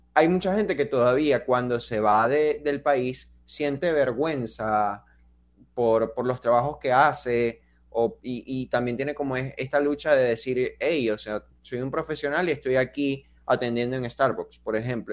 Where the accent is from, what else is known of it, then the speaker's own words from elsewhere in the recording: Venezuela; nosotros crecimos así, como con la idea de que en Venezuela es como que tú te graduabas